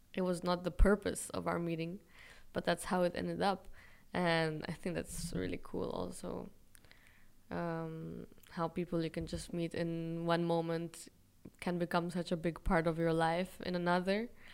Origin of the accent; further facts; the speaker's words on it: Israel; moved away as an adult; also born or lived in Europe; i was born in israel by chance basically